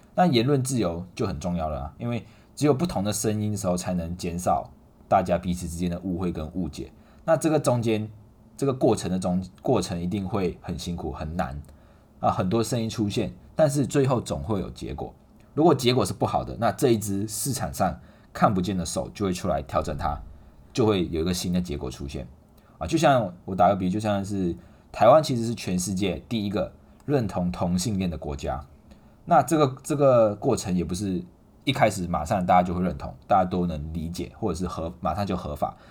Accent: Malaysia; now in Taiwan; 我们马来西亚人，啊，我们外国人

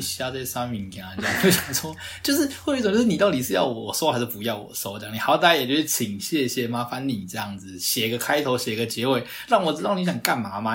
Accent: Taiwan; 以我们台湾人的生活习惯来说

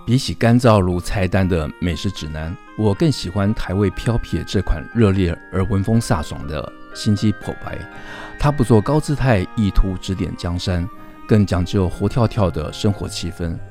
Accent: Taipei, Taiwan; 我是在一个台北市长大的本省的嗯。小孩，应该讲，呃，福建语，我闽南语的小孩

